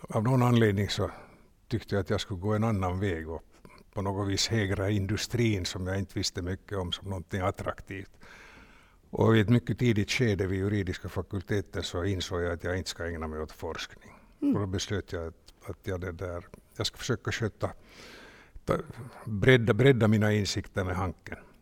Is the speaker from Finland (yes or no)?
yes; Finland; Vi var två från Finland